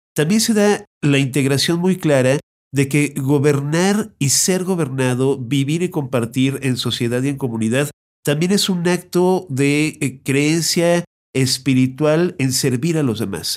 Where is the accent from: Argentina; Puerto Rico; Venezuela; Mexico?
Mexico; como mexicanos